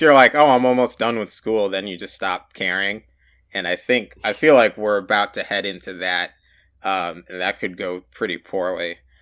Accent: United States; growing up in the United States

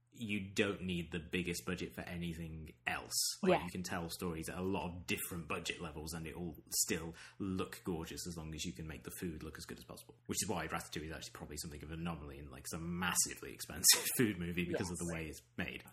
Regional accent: near Leicester, East Midlands, United Kingdom; growing up near Leicester, which has a very big Indian and Pakistani population

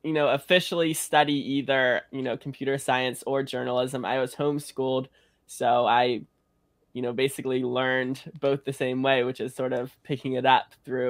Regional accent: North Carolina, United States; North Carolina.

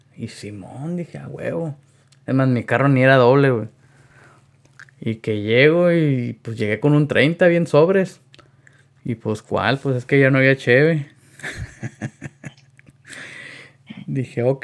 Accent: Yuma, Arizona, United States; somos de aquí de Yuma, Arizona

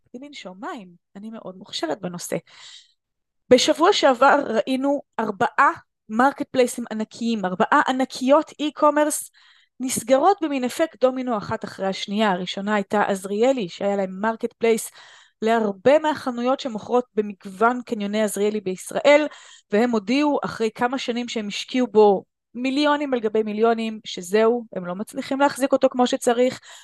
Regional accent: Israel; בארץ אנחנו ישראלים

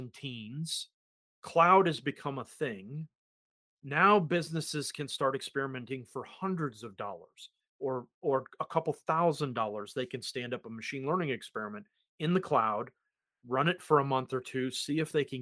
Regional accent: United States; accent: American; now in New Zealand; my terrible American accent

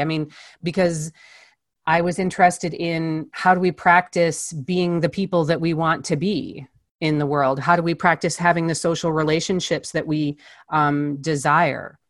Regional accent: Chicago, Illinois, United States; I was born in Chicago. I spent most of my life in a suburb of Chicago

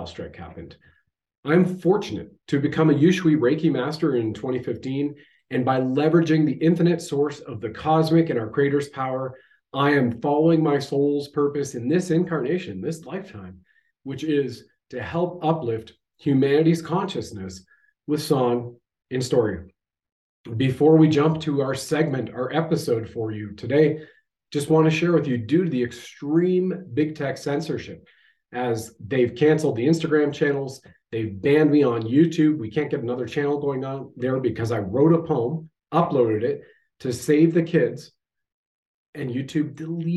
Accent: Canada

